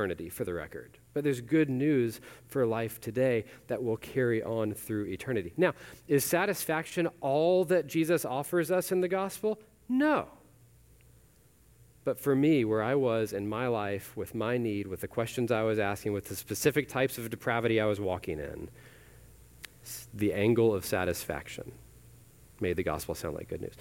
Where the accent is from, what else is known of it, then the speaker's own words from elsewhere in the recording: Weatherford, Texas, United States; I grew up in Weatherford, so other side of the Metroplex